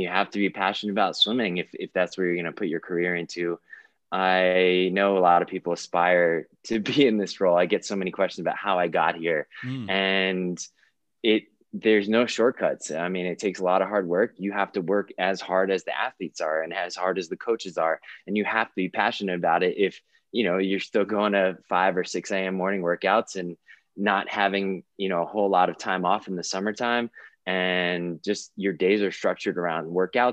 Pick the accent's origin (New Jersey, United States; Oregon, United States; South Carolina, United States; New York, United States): New York, United States; New York City; moved away as an adult; also born or lived in Virginia; now in Colorado Springs, United States; I grew up in New York City, swam for a YMCA there growing up